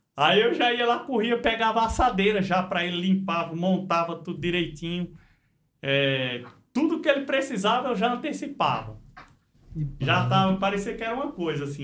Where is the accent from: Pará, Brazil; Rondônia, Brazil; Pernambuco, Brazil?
Pernambuco, Brazil; São Bento do Una; moved away as an adult; also born or lived in Paulínia; Nasci no Pernambuco